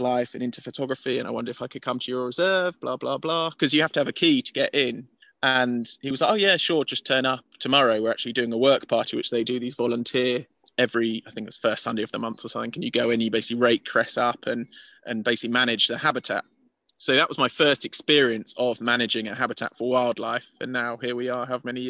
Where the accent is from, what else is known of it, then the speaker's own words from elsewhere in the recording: Hertfordshire, East of England, United Kingdom; moved away as an adult; now in Spain; I grew up in Hertfordshire